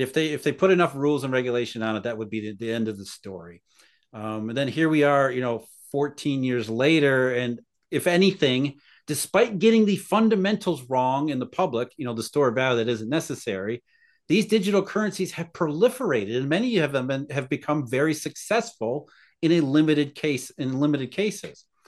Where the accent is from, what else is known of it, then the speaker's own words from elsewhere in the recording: Rust Belt, United States; I grew up in the Rust Belt